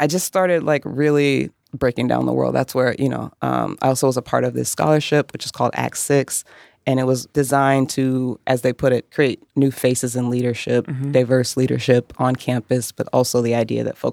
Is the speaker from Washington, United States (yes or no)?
yes; Tacoma, Washington, United States; also born or lived in Spokane, Washington; I'm originally from Tacoma, Washington, near Seattle.